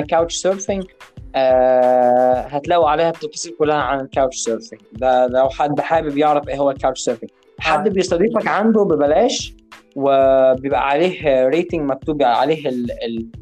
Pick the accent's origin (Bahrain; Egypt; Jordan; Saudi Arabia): Egypt; Upper Egypt; عندنا في الصعيد